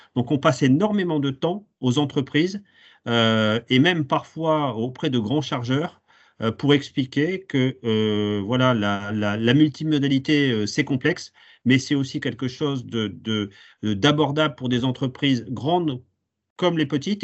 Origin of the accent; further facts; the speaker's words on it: Hauts-de-France, France; chez nous en Hauts-de-France